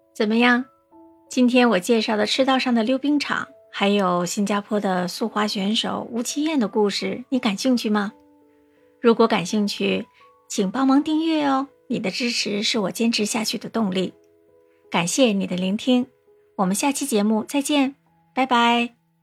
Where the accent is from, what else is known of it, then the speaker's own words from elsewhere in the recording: northern China, China; now in Singapore; 我是北方人啊